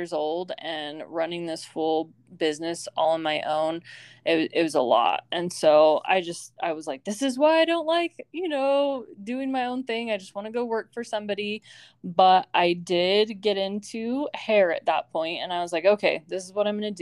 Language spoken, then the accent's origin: English; Arizona, United States; moved away as an adult; also born or lived in Utah; move back to my hometown